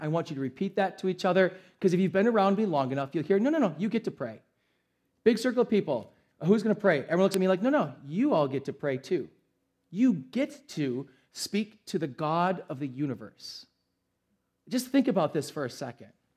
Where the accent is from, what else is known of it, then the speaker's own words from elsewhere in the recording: United States; we, as an American culture